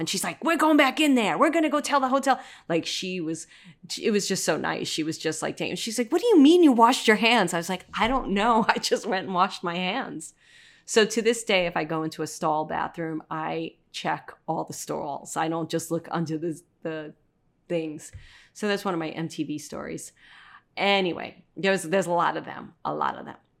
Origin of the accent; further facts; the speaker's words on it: New York City, New York, United States; the typical guy that I grew up with in Brooklyn